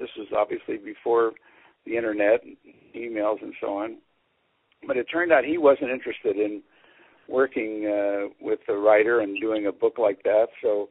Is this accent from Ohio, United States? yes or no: no; Illinois, United States; moved away as an adult; also born or lived in Madison, Wisconsin; now in Portland, United States; I grew up in Illinois, went to graduate school at the University of Wisconsin in Madison